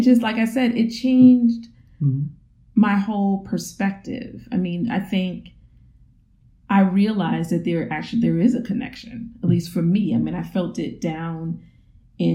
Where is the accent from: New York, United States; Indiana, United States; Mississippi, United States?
New York, United States; New York City; moved away as an adult; now in Louisville, United States; I currently live in Louisville, Kentucky, but I'm originally from New York City, from Jamaica, Queens